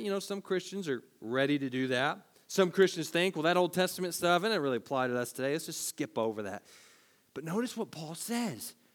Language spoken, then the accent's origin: English; Tennessee, United States; we're from Tennessee